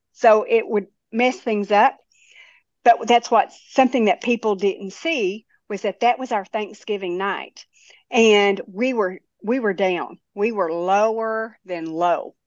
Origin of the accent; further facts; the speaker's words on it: Tennessee, United States; I was from Tennessee